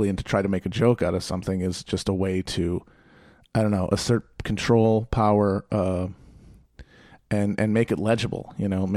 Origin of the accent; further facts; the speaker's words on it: Manitowoc, Wisconsin, United States; I grew up in Manitowoc